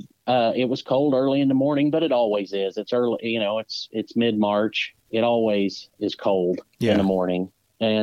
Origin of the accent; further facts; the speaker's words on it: Southern Indiana, United States; I'm from Southern Indiana